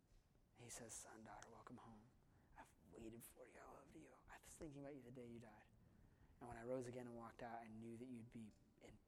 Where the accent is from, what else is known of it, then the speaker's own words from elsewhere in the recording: Simi Valley, California, United States; Ronald Reagan is buried in my hometown. He's buried in Simi Valley, California.